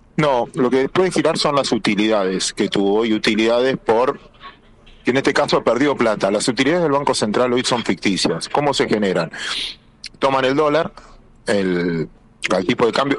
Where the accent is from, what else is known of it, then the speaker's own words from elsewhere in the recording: Argentina; somos más los argentinos que queremos vivir bajo la ley